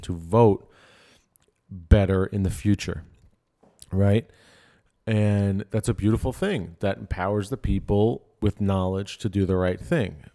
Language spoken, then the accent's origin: English; Dix Hills, New York, United States; I'm from Dick Sales